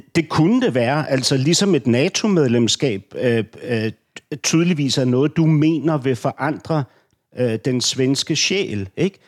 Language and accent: Danish; Denmark; jeg er som danskerne er flest